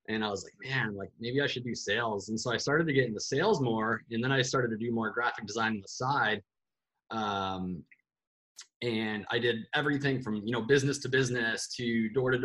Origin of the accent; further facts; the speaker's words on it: Bay City, Michigan, United States; moved away as an adult; also born or lived in Chicago; now in Arizona, United States; I had moved back to my hometown in Bay City, Michigan from Chicago